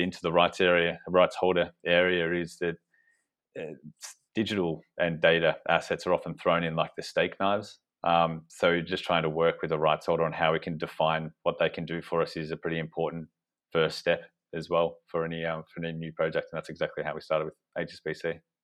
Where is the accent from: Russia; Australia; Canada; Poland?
Australia; accent: Australian; moved away as an adult; now in United Kingdom; you probably tell from my accent that we we started off in Australia